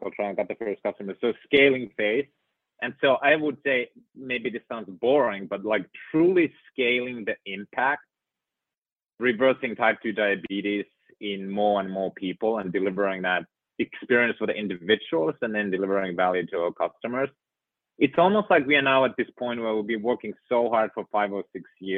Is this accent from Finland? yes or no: yes; Finland; moved away; living in and growing up in Finland